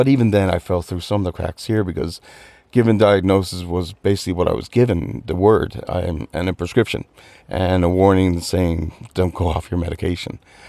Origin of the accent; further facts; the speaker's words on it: Newfoundland and Labrador, Canada; now in Dublin, Ireland; I'm from Newfoundland, Canada. But if I had an accent from where I'm home, you'd think I was Irish.